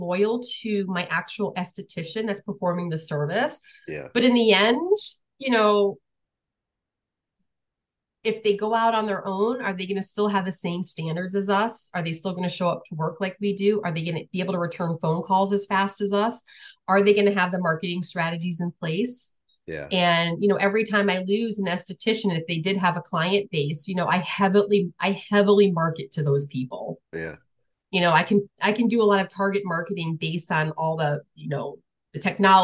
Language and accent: English; New London, Connecticut, United States; moved away as an adult; now in Illinois, United States; I grew up in a military town. I grew up in New London, Connecticut.